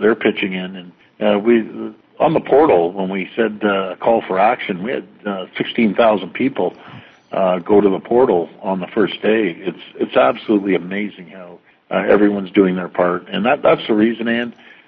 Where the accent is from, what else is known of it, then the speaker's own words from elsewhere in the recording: Canada; And I've never been more proud of people in Ontario and being a Canadian.